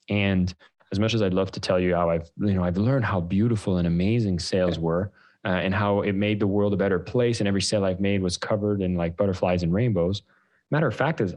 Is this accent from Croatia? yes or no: no; Canada; As a Canadian, we were raising funds in Canada after the 2008 downturn.